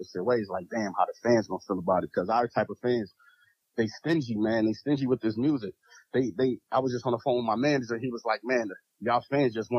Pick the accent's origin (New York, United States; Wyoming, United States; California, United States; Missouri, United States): New York, United States; Buffalo